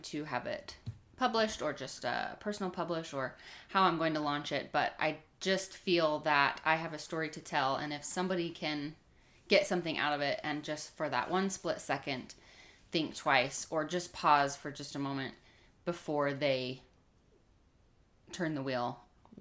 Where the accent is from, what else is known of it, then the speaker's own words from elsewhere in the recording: Stansbury Park, Utah, United States; also born or lived in Lehi, Utah; we grew up in Stansbury Park out in, by Tooele, Utah, small little town